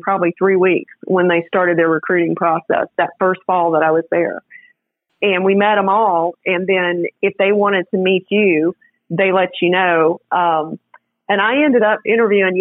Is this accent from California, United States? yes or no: no; Florien, Louisiana, United States; moved away as an adult; also born or lived in New York City; now in Orlando, United States; I am from a tiny town in northwest Louisiana called Florien, F-L-O-R-I-E-N